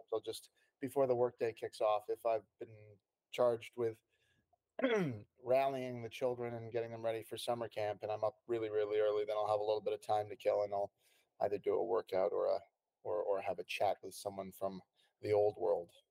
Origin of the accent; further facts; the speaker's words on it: Canada; moved away as an adult; also born or lived in London; I was born in Canada and spent oh. um, most of my uh, young years there. Um, all of them actually